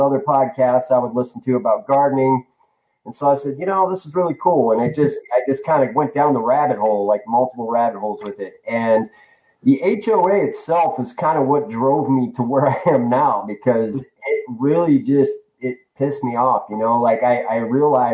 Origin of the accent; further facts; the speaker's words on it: Northeast Ohio, United States; moved away as an adult; also born or lived in Tucson, Arizona; now in Arizona, United States; I grew up in Northeast Ohio